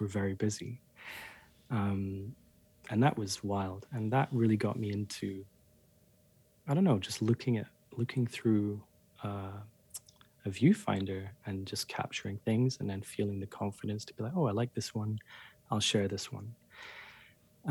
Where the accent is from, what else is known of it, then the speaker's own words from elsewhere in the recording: Scotland, United Kingdom; moved away; I'm from Scotland and I grew up. I hardly ever left Scotland